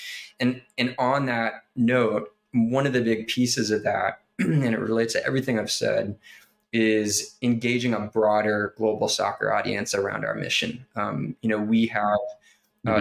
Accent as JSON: {"language": "English", "country": "United States", "tie": "born or raised there", "said": "I am an American guy, you know, born and raised in this country"}